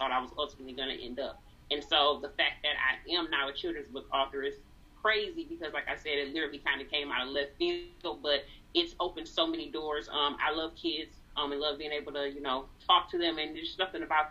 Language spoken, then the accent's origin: English; Saginaw, Michigan, United States; also born or lived in Detroit area, Michigan; I actually live in Michigan, close to Detroit, Michigan, born and raised in Saginaw